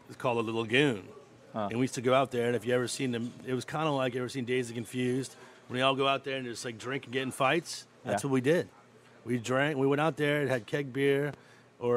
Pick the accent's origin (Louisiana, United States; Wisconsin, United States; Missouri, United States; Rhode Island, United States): Louisiana, United States; Metairie; I'm from Metairie